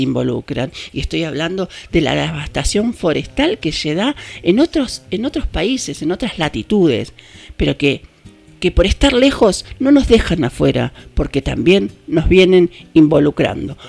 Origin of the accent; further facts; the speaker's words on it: Argentina; ¿Qué nos está pasando como argentinos?